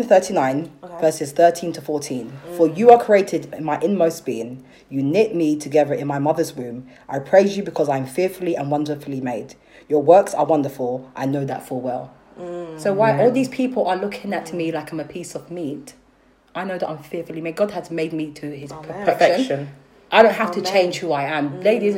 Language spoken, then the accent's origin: English; London, United Kingdom; also born or lived in Ghana; I'm from South London.